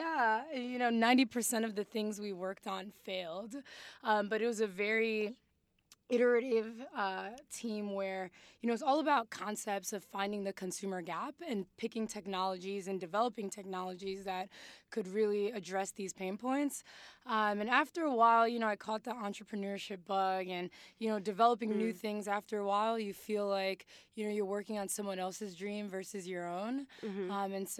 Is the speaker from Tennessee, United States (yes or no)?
no; New York City, New York, United States; born or raised there; also born or lived in Mali / Harlem